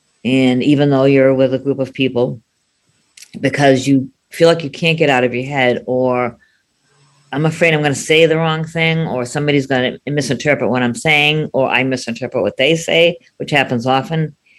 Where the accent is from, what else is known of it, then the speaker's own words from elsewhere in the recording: Boston, Massachusetts, United States; Hi, everybody. I'm … from Boston. I am 60 years old.